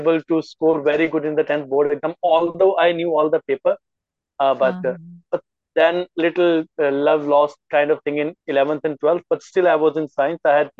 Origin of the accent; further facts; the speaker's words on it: Amritsar, Punjab, India; Right now, I'm in home, in my hometown, Amritsar.